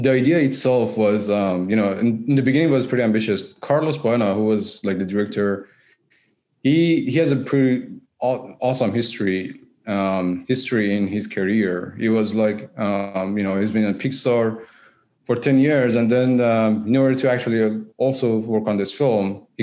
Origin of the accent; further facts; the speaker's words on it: Iran; moved away as an adult; now in Vancouver, Canada; I'm originally from Iran.